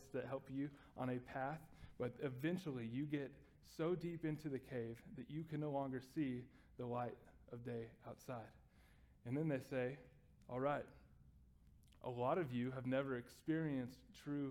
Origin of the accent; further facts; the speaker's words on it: Texas, United States; I grew up in Texas